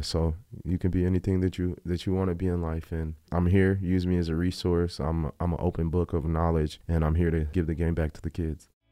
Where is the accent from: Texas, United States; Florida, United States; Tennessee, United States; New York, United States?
Texas, United States; El Paso; born or raised there; also born or lived in Virginia